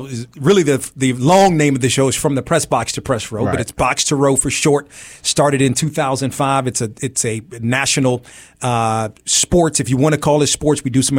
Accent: Silver Spring, Maryland, United States; also born or lived in Hyattsville, Maryland; Originally from Hyattsville, Maryland, which is part of the DMV. Mm-hmm. And I really grew up in Silver Spring, Maryland. So I'm a Washingtonian through and through.

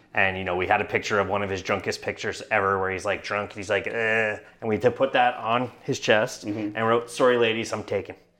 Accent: Canada; as a Canadian

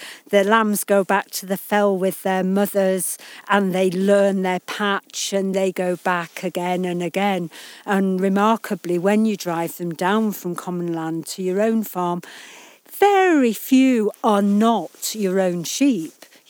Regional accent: Yorkshire and the Humber, United Kingdom; We grew up in the West Riding, that's right.

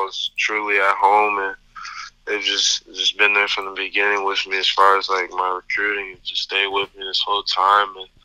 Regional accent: Michigan, United States; I'm from Michigan, and Michigan State is like a team you watch growing up, living here

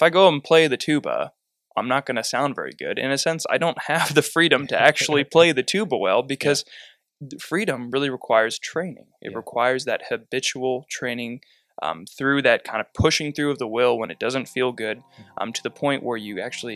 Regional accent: Southeastern Ohio, United States; moved away as an adult; now in Perrysburg, United States; we grew up in South, Eastern Ohio in different locations

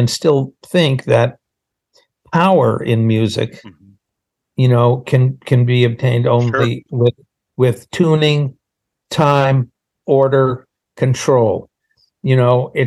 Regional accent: Boston, Massachusetts, United States; moved away; also born or lived in Los Angeles; I'm from Boston and I, you know, I'm a Yankee and we had lived in LA for 23 years

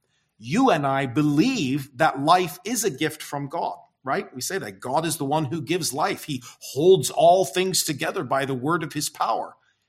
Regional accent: United States; moved away as an adult; now in Ghana; As American Christians

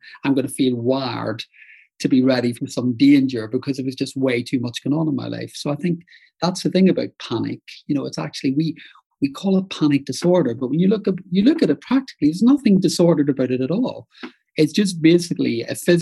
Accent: Northern Ireland, United Kingdom; moved away; I grew up in Northern Ireland

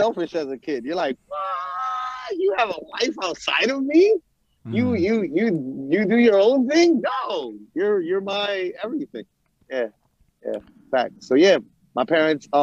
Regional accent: New York City, New York, United States; I was growing up in New York City around this shit

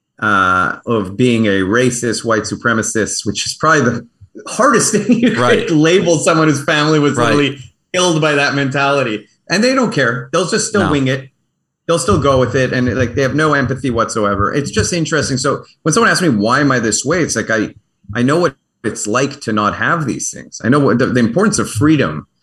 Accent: Baltimore, Maryland, United States; also born or lived in Canada; I was born in Johns Hopkins, in Baltimore

